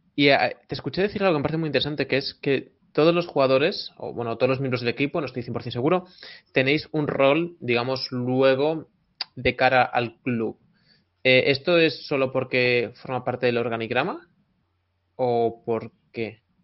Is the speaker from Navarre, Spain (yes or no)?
no; Tui, Galicia, Spain; el restaurante La de Manu en Tui, mi pueblo natal